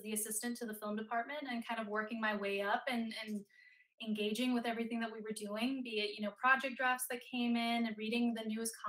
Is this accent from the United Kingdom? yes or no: no; Denmark; moved away as an adult; now in United States; I'm from Denmark originally, so overseas, and growing up, nobody in my family was in Hollywood